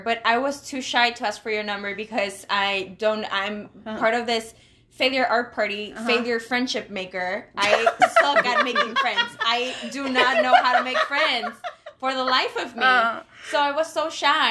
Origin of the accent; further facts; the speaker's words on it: Monterrey, Nuevo León, Mexico; moved away; I am from Monterrey, Mexico